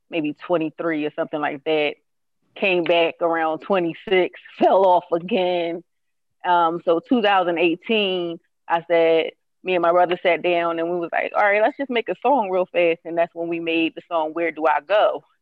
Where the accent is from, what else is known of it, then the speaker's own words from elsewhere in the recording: Philadelphia, Pennsylvania, United States; I'm from Uptown.